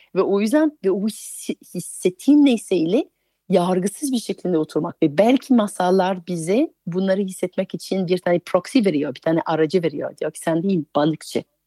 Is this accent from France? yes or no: yes; France; Turkish is a second language; moved away as an adult; now in Turkey; Fransızım, yerli yabancıyım çünkü 20 yıldır Türkiye'de yaşıyorum